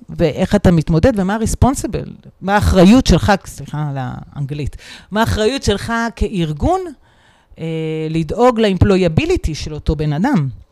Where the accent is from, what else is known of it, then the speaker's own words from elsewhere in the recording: Israel; אנחנו גדלנו כולנו בצבא, או מרביתנו